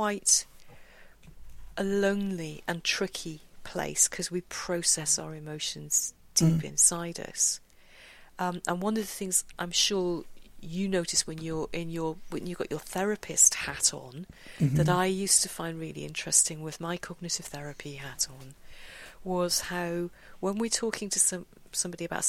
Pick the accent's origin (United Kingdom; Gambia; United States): United Kingdom; we're British